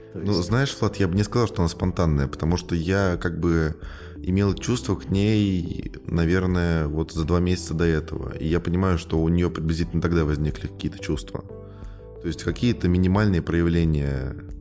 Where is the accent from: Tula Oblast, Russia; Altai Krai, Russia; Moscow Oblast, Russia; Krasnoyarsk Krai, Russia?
Tula Oblast, Russia; Tula; я сам из Тулы